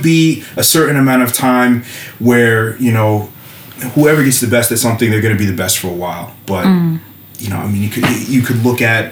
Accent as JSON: {"language": "English", "town": "Kingston", "region": "New York", "country": "United States", "tie": "born or raised there", "moved": "as an adult", "said": "I grew up north of New York City"}